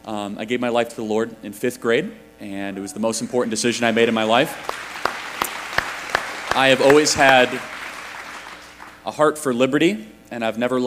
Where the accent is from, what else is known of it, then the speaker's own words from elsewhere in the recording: Illinois, United States; I grew up in Illinois, and coming to Indiana, it reminds me what Illinois used to be in some ways.